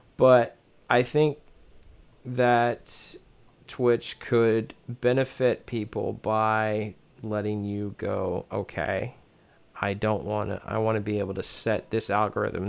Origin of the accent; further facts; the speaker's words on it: United States; I'm an American